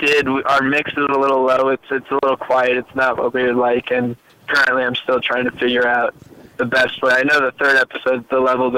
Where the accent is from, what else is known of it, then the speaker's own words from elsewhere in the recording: Colorado Springs, Colorado, United States; now in Boulder, United States; I'm from Colorado Springs originally, but I currently live in Boulder.